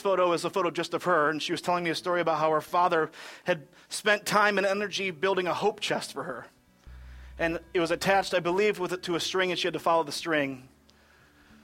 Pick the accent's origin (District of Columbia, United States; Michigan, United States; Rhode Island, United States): Michigan, United States; I'm from Michigan